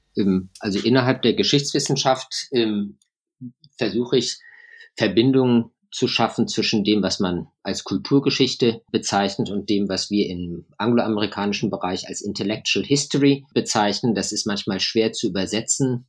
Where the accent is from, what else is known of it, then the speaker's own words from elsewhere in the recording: Germany; moved away as an adult; now in London, United Kingdom; Ich bin in, in Deutschland aufgewachsen, habe aber einen großen Teil meines Lebens eben im Ausland verbracht. Ich habe Deutschland neunzehnhundertneunzig verlassen